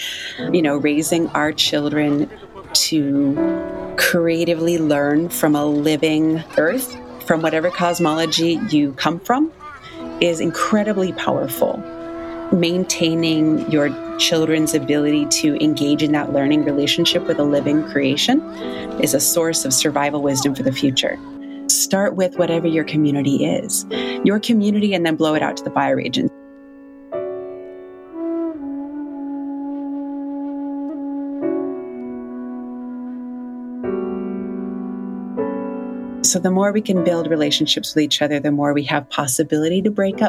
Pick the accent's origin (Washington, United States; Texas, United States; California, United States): California, United States; Yurok community, Northern; also born or lived in Wisconsin; now in Tucson, United States; I was raised in the Yurok community in Northern California, and now live part on Tona'atam lands in Tucson, Arizona